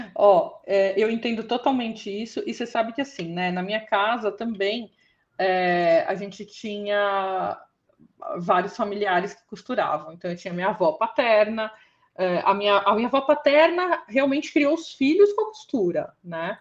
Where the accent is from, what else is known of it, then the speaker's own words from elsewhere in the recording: São Paulo, Brazil; eu sou da zona sul de São Paulo